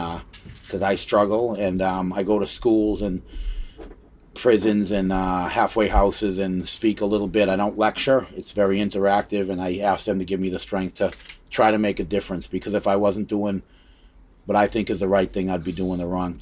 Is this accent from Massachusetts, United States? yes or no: yes; Arlington, Massachusetts, United States; also born or lived in Cambridge / Lexington; Arlington, Mass. And, yeah. Cambridge. Cambridge. Arlington and Lexington.